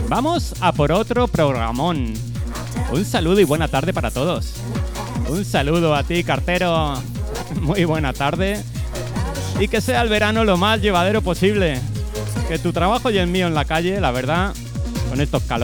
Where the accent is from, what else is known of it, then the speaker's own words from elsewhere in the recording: Seville, Andalusia, Spain; de Sevilla.